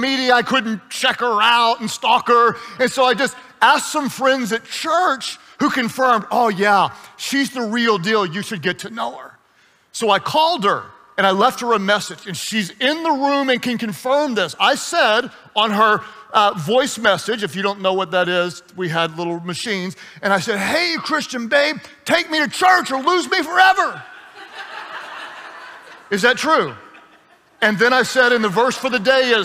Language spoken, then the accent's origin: English; United States; also born or lived in Texas / Oklahoma; I grew up in Texas and in Oklahoma